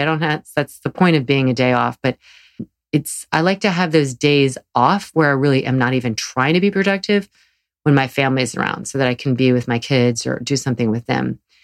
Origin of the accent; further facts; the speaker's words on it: the South, United States; growing up in the South